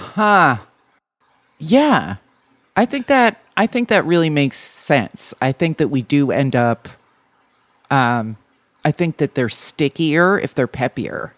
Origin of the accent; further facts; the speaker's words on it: New Jersey, United States; I'm from New Jersey